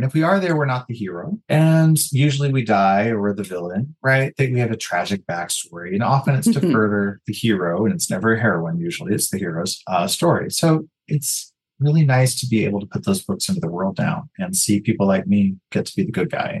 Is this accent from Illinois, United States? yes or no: no; Guthrie, Oklahoma, United States; the first movie I ever saw was Star Wars at the Beacon Drive-In Theater back in Guthrie.